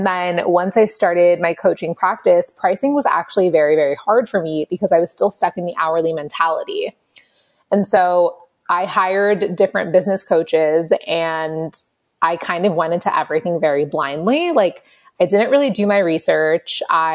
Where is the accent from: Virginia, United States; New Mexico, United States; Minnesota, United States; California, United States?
California, United States; Los Angeles; I grew up in Los Angeles